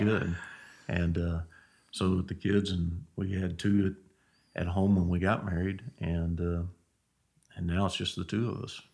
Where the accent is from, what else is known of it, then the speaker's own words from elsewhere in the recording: Angleton, Texas, United States; I grew up in Angleton, Texas.